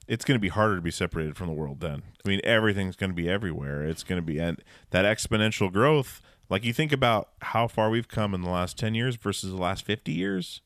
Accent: Alaska, United States; growing up in Alaska

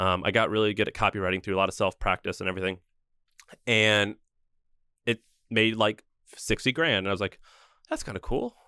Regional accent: St. Louis, Missouri, United States; moved away as an adult; also born or lived in Nashville, Tennessee; I grew up in Saint Louis, Missouri

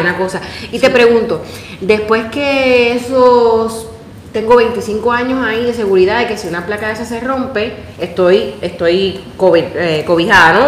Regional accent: Puerto Rico; moved away; yo vengo de Puerto Rico

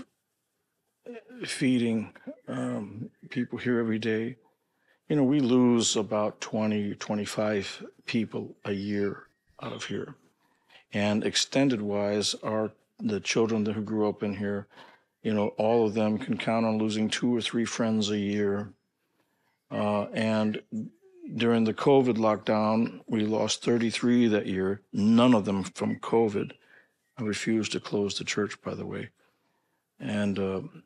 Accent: St. Louis, Missouri, United States; I grew up in St. Louis

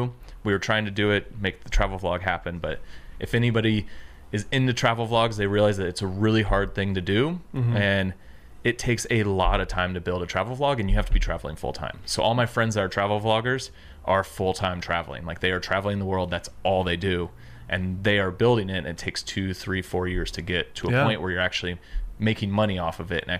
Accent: Tacoma, Washington, United States; No, so I grew up in Seattle, south of Seattle, a place called Tacoma

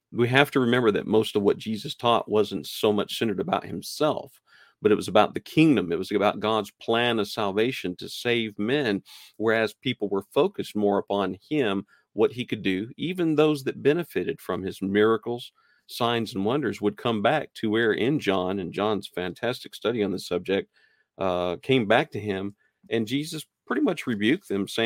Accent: New Mexico, United States; also born or lived in Nashville, Tennessee; I I claim New Mexico as a place that I was kind of raised and you know where I grew. But I was born in Nashville, Tennessee.

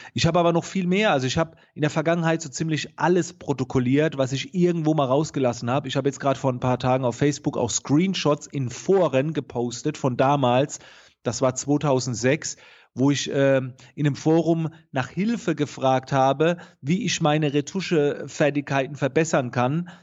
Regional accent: near Heidelberg-Mannheim, Baden-Württemberg, Germany; man hört es. Ich komme aus der Nähe von Heidelberg-Mannheim

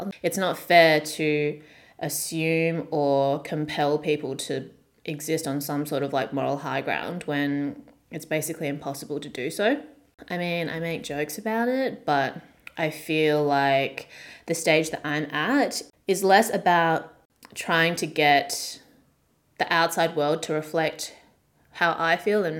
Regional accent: Australia; growing up in the very small white suburb that I grew up in Australia.

